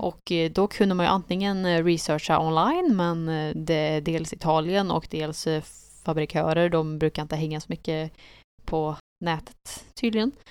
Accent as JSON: {"language": "Swedish", "country": "Sweden", "said": "vi var från Sverige"}